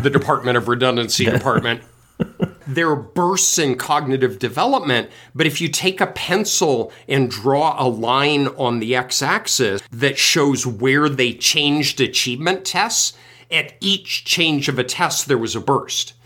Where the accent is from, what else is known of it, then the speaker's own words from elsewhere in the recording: Colorado, United States; I grew up in Colorado